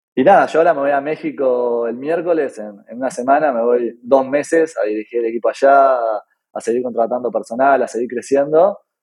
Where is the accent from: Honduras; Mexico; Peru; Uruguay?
Uruguay; soy de Uruguay y soy el CEO de Orderit